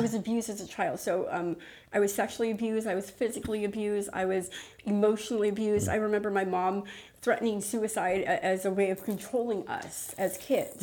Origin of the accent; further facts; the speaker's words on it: Los Angeles, California, United States; originally I'm from East LA. Um, my family's uh, all from East LA. They all went to Garfield High